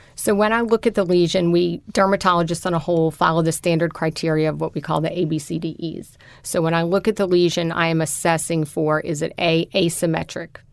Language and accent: English; New Orleans, Louisiana, United States; I am a native New Orleanian